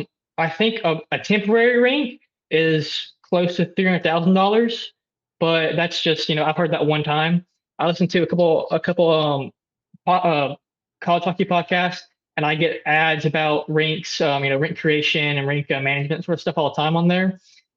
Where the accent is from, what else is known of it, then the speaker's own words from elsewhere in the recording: Oxford, Mississippi, United States; I'm from Oxford, but, you know, I know a lot of people who are here because they just, it's the environment, really.